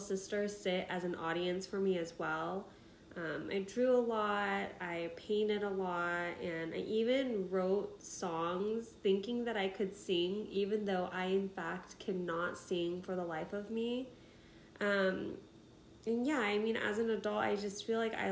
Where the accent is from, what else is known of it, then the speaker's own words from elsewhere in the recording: Midwest, United States; moved away as an adult; also born or lived in Seattle area, Washington; now in Chicago, United States; I was born and raised in the Midwest, spent most of my 20s in the Seattle